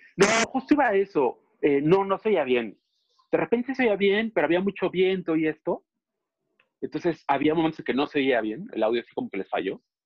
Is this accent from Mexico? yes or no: yes; Mexico City, Mexico; nosotros que somos chilangos y sureños